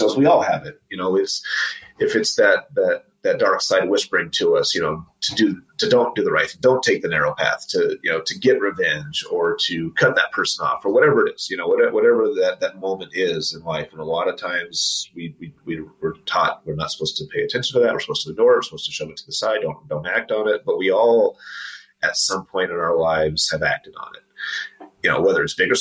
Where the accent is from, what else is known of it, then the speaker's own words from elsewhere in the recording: Los Angeles, California, United States; moved away as an adult; also born or lived in Huntington Beach, California / Washington, DC area, Virginia; now in Utah, United States; I'm from Los Angeles originally